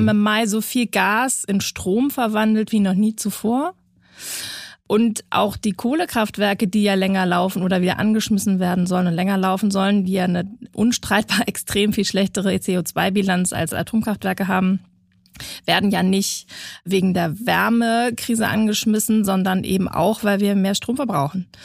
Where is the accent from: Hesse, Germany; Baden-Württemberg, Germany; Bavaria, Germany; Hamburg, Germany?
Hamburg, Germany; Ja, das kann ich insbesondere. Ich habe ja nun lange Kommunalpolitik gemacht und lange den Verkehrsausschuss geleitet im größten Bezirk in Hamburg.